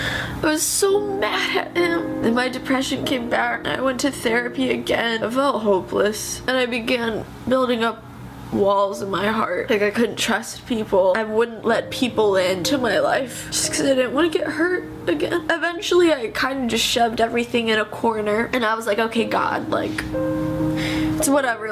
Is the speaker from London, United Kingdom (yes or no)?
yes; London, United Kingdom; I was born in London, England on March 5th, 1997.